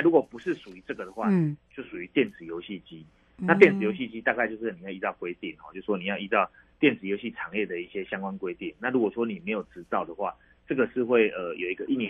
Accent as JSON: {"language": "Chinese", "country": "Taiwan", "said": "其实我们台湾人大概都很聪明啊"}